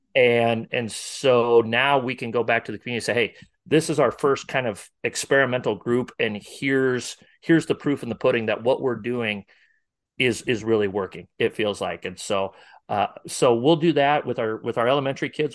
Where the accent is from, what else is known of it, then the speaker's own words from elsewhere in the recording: Northwest Iowa, United States; now in Omaha area, United States; I'm from Northwest Iowa originally.